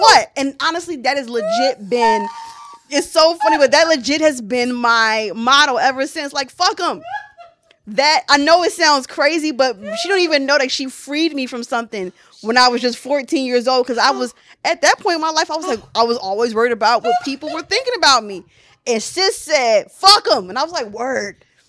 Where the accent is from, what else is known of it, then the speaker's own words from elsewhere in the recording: United States; first language English; I'm an American